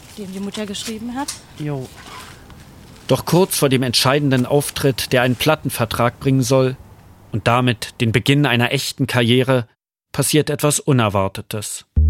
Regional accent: Berlin, Germany; Aufgewachsen bin ich in Wilmersdorf, gut bürgerlich zwischen Kudamm und Grunewald

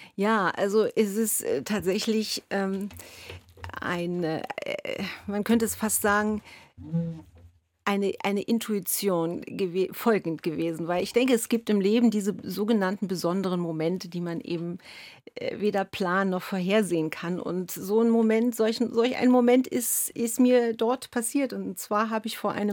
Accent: Berlin, Germany; ich komme gebürtig aus, aus Ostdeutschland, aus Ost, in Ostberlin bin ich groß geworden

